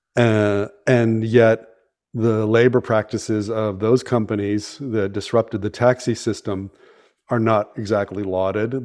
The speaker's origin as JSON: {"language": "English", "area": "San Francisco Bay Area", "region": "California", "country": "United States", "tie": "born or raised there"}